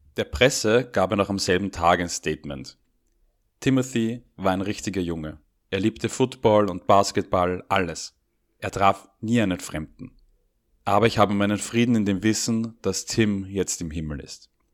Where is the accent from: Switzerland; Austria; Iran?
Austria